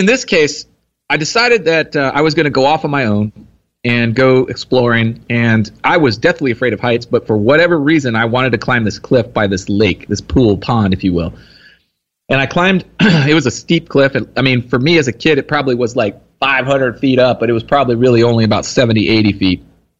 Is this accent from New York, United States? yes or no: no; Texas, United States; Here in Texas.